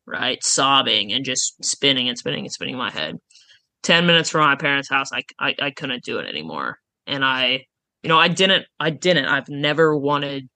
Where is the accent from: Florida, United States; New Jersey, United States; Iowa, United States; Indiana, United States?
Iowa, United States; Oskaloosa; also born or lived in Jefferson City, Missouri; now in Des Moines, United States; I'm from Oskaloosa